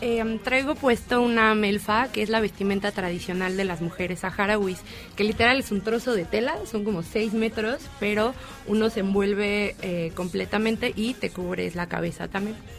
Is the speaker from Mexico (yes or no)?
yes; Mexico; nosotros como mexicanos